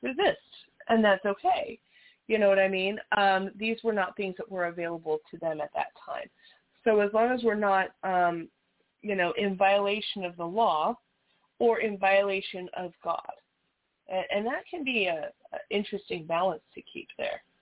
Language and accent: English; Las Vegas, Nevada, United States; we're from Las Vegas